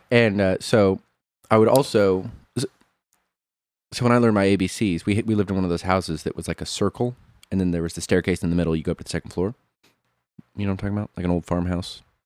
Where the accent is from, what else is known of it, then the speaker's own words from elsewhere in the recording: Monmouth, Illinois, United States; I was born in Monmouth, Illinois.